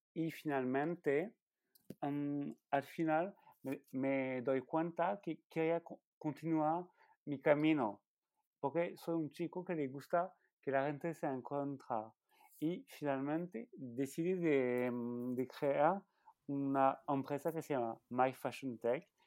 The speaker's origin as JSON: {"language": "Spanish", "country": "France", "also_born_or_lived": "Valencia / Grenoble", "second_language": "Spanish", "lives_now": "Paris, France", "said": "soy francés y eh, estoy viviendo entre París y Valencia"}